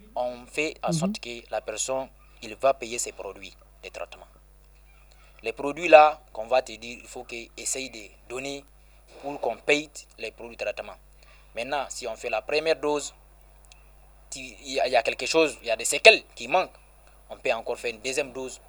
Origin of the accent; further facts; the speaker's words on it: Balleyara, Tillabéri, Niger; Balayara, c'est mon village natal.